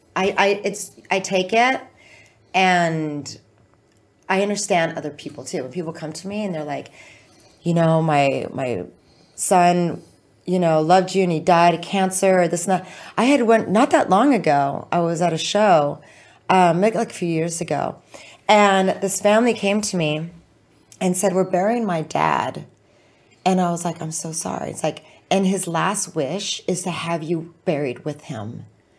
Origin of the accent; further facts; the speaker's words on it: Orange County, California, United States; moved away as an adult; also born or lived in Oceanside, California; now in Los Angeles, United States; Born Camp Pendleton and then grew up in the OC.